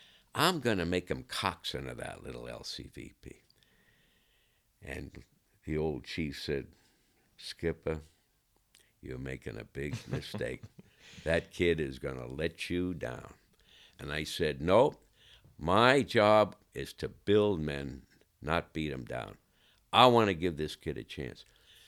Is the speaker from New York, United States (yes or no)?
yes; New York, United States; I'm from New York.